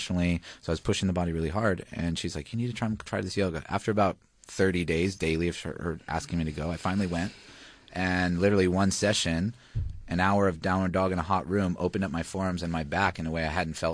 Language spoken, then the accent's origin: English; Hawaii, United States; moved away as an adult; also born or lived in Australia; now in Melbourne, Australia; I'm originally from Hawaii